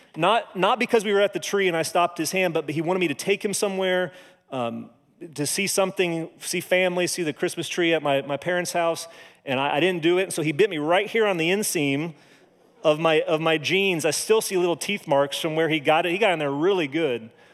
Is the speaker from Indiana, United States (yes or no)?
yes; Monrovia, Indiana, United States; moved away; I grew up in Monrovia, went to Cascade High School